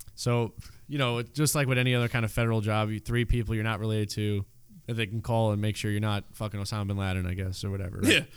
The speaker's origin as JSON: {"language": "English", "town": "New York City", "region": "New York", "country": "United States", "tie": "born or raised there", "said": "I grew up in Canarsie area, Brooklyn"}